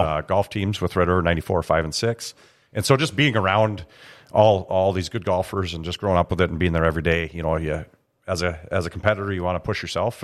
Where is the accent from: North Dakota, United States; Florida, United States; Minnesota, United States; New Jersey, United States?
North Dakota, United States; Grand Forks; growing up in Grand Forks